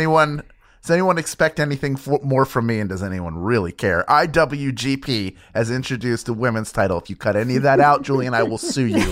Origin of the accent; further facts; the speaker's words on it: Philadelphia, Pennsylvania, United States; It's my hometown